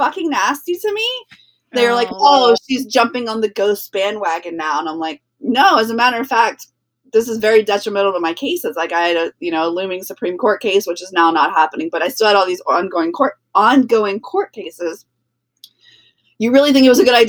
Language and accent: English; New Orleans, Louisiana, United States; I'm from New Orleans.